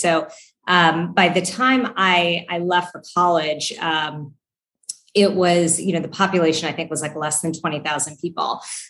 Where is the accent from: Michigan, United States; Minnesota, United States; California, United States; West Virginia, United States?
West Virginia, United States; Fairmont; also born or lived in Charlotte; So I grew up in a little town called Fairmont, which I, until I lived in Charlotte, was the place where I lived the longest. I did all of my schooling there.